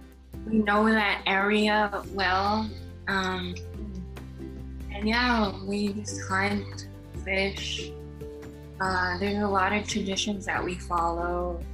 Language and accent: English; Winnipeg, Manitoba, Canada; also born or lived in Cross Lake; I'm from Winnipeg, grew up in St. Norbert area. I did go to Cross Lake for the summers and winters.